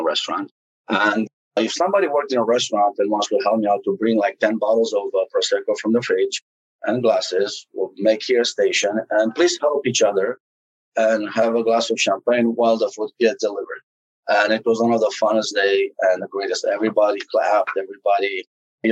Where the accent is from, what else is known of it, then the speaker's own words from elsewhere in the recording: Romania; now in United States; growing up in Romania was not as fun as somebody might think it was